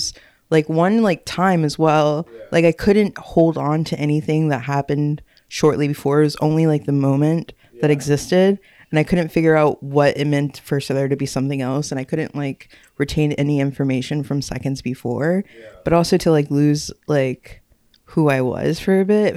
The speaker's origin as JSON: {"language": "English", "region": "Texas", "country": "United States", "also_born_or_lived": "Williamsburg", "moved": "yes", "said": "I was from Texas. So that's how deep my Texan heritage goes"}